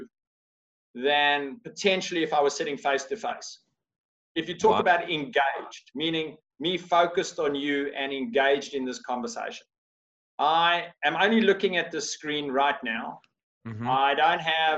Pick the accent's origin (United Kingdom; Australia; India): Australia; I'm from Australia